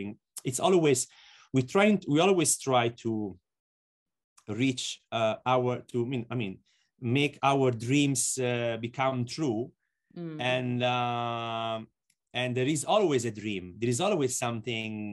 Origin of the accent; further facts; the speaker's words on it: Lucca, Tuscany, Italy; Lucca, and it's 70 kilometers from Florence. And Florence, let's say, is the biggest city close to my hometown.